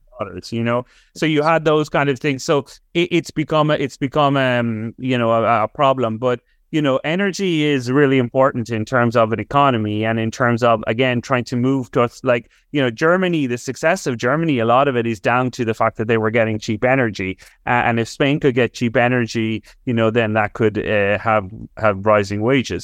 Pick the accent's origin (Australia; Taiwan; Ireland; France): Ireland; as an Irish person